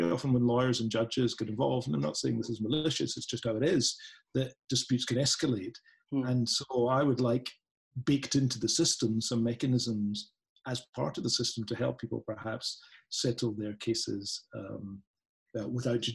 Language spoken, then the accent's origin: English; Scotland, United Kingdom; accent: Scottish; a Scottish accent